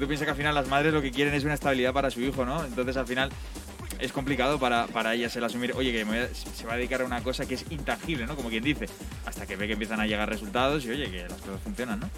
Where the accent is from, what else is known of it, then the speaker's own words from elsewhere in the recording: Bilbao, Basque Country, Spain; soy de Bilbao